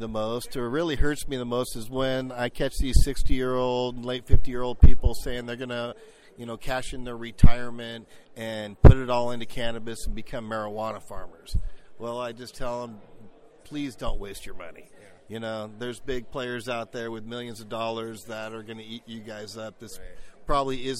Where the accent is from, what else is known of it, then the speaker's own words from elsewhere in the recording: San Diego, California, United States; I'm from San Diego, California, and I started landscaping at 12